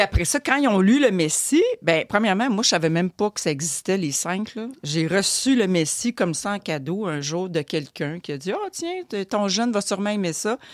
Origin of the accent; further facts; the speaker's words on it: Montreal, Quebec, Canada; Moi, je suis de Montréal